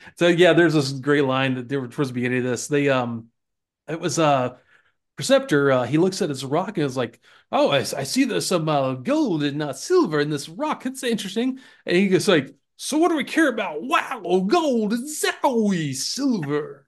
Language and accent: English; Florida, United States; moved away; I grew up in Florida